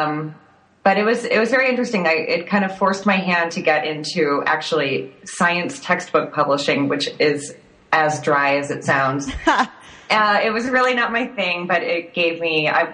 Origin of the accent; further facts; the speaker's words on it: Thousand Oaks, California, United States; I grew up in Thousand Oaks, California, in Southern California